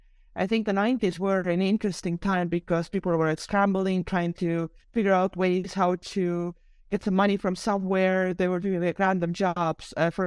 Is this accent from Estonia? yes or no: yes; Estonia; So yeah, I was born in 1986. So during that time, Estonia was actually still part of the Soviet Union.